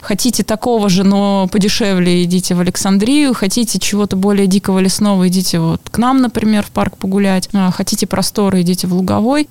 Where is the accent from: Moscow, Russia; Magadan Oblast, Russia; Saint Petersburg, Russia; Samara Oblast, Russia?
Saint Petersburg, Russia; Lomonosov; я человек из Ломоносова. В Ломоносове мои какие-то особые места, потому что там мое детство и практически вся жизнь